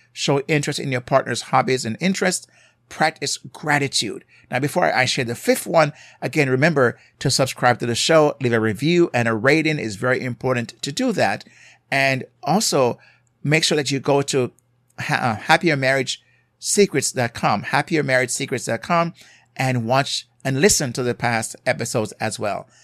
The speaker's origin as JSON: {"language": "English", "country": "Jamaica", "accent": "Jamaican", "said": "I'm from a culture, as you may hear my accent from Jamaica"}